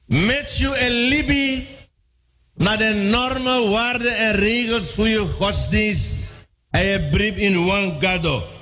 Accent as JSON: {"language": "Dutch", "country": "Suriname"}